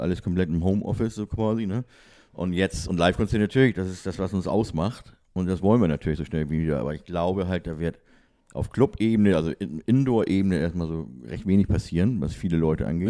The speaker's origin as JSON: {"language": "German", "region": "Hamburg", "country": "Germany", "tie": "born or raised there", "also_born_or_lived": "Schleswig-Holstein", "said": "bin Hamburger, bin in Hamburg geboren, ne? Und einmal Hamburg, immer Hamburg, sagt man ja."}